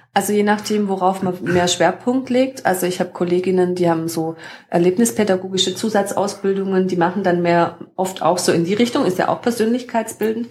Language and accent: German; Überlingen, Baden-Württemberg, Germany; ich komme hier aus der Region vom Bodensee, von Überlingen